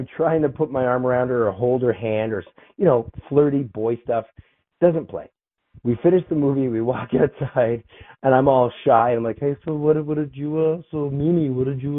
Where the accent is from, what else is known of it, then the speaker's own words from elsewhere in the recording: Toronto, Ontario, Canada; I grew up in Toronto, Canada